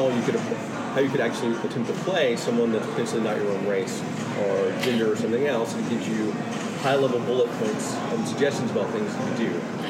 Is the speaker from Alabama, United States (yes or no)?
yes; Alabama, United States; being a black guy growing up in Alabama